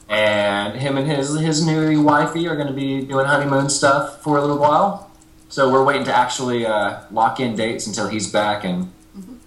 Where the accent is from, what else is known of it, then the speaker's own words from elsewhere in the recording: Nashville, Tennessee, United States; growing up in Nashville